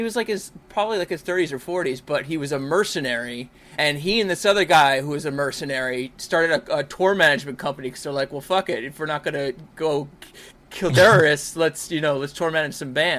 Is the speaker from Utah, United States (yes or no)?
no; New York, United States; born or raised there